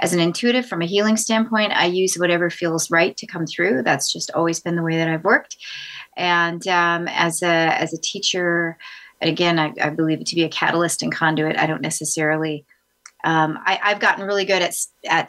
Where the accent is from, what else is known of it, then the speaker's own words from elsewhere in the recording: Vancouver, British Columbia, Canada; also born or lived in Los Angeles / San Francisco / New York / Africa (parents); now in Nashville, United States; I was born in Vancouver, British Columbia.